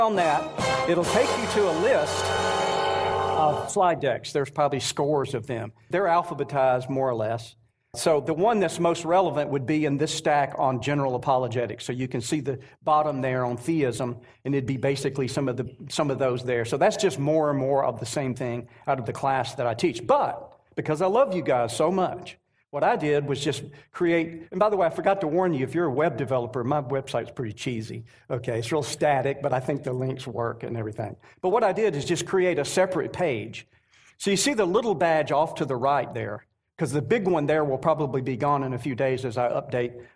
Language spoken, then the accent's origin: English; North Georgia, United States; Rebecca and I are from North Georgia, right around the Atlanta area